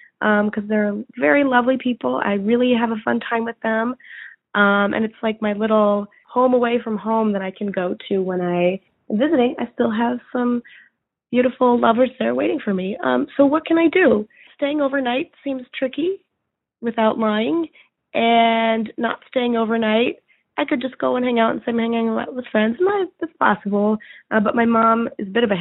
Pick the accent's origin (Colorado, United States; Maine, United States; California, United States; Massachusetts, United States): Massachusetts, United States; Boston; now in Chicago, United States; I am from Boston